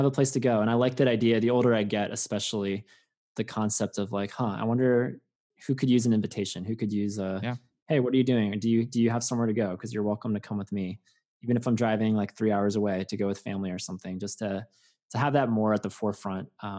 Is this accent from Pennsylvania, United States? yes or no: yes; Langhorne, Pennsylvania, United States; moved away as an adult; also born or lived in West Coast; growing up in Langhorne, Pennsylvania, where there's a live nativity a mile down the road from my grandparents' house